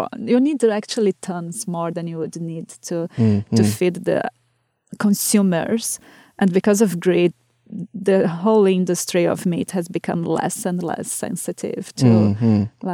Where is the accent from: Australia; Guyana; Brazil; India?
Brazil; moved away; my hometown back in Brazil